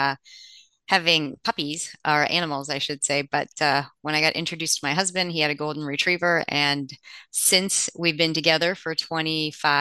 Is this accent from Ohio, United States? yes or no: yes; Cleveland, Ohio, United States; moved away as an adult; now in Cincinnati, United States; I grew up near Cleveland.